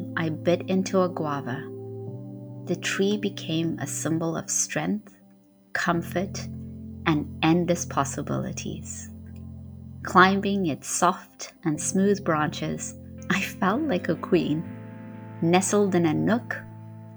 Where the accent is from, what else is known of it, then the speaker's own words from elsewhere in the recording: Harare, Zimbabwe; moved away; also born or lived in Marondera; Harare was where I grew up most of my life.